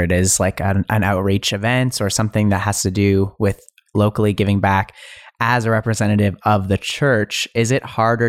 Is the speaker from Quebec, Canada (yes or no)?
no; Alberta, Canada; I grew up here in Alberta, Canada.